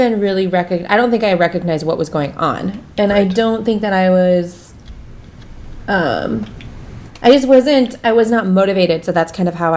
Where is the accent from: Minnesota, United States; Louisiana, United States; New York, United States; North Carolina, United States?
Minnesota, United States; Minneapolis; moved away; Minneapolis, which is my hometown.